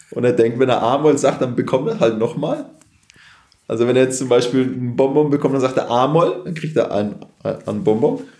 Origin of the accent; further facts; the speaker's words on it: Bavaria, Germany; Gute Frage schwer als Franke, ne? Ja. Also wir haben halt echt guten Wein hier auch.